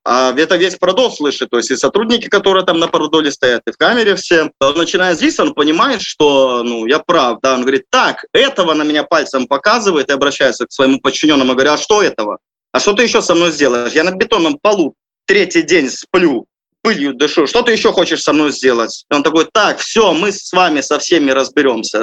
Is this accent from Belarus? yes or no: yes; Belarus; moved away as an adult; Я там родился, вырос, получил образование